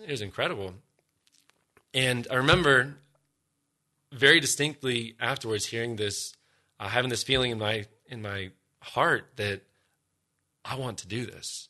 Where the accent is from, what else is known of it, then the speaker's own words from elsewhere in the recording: Columbus, Ohio, United States; also born or lived in Denver, Colorado; when we moved from Denver, where I was born, out here to Columbus, Ohio, God's promised land